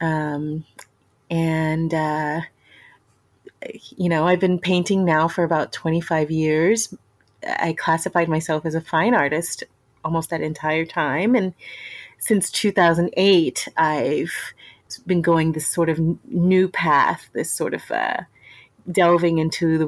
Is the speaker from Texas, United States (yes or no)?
yes; Houston, Texas, United States; I'm from Texas, born and raised in Texas. Grew up in Houston